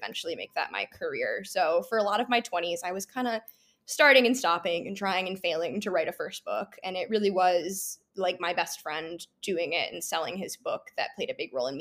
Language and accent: English; Midwest, United States; moved away as an adult; also born or lived in Chicago / Michigan; now in New York, United States; I grew up in the Midwest and I went to college in Chicago